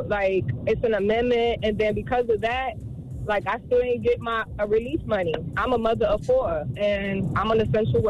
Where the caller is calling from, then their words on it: Miami, Florida, United States; And we're calling from Miami.